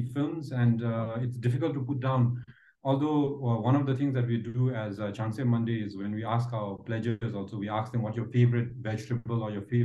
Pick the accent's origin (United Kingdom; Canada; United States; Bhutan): Bhutan; English is a second language; growing up here in Bhutan